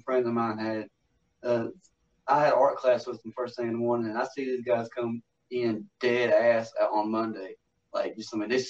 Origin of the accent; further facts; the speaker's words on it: Huntington, West Virginia, United States; I'm from Huntington, West Virginia.